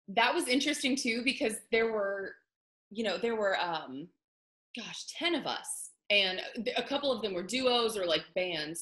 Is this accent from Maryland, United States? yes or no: no; Pittsburgh, Pennsylvania, United States; moved away as an adult; now in Nashville, United States; I am originally from Pittsburgh, Pennsylvania